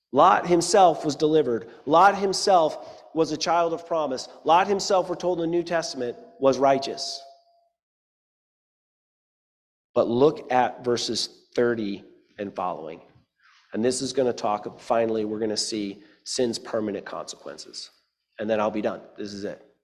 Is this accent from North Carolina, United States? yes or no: yes; Eastern North Carolina, United States; I grew up in Eastern North Carolina